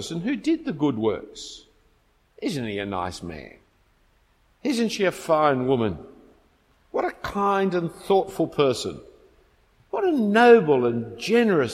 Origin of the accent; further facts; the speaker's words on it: Australia; I'm an Australian